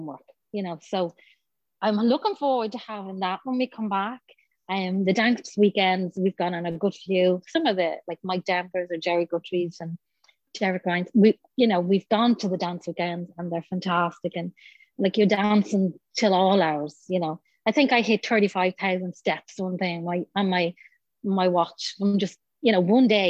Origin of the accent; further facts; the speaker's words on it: Dublin, Leinster, Ireland; we're from Dublin, so we're completely outsiders